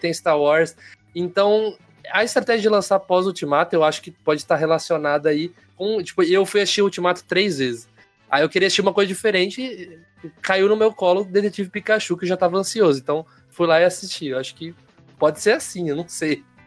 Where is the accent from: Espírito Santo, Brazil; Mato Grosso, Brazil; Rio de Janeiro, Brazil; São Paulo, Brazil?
São Paulo, Brazil; Americana; aqui na minha região, região de Campinas aqui, sou de Americana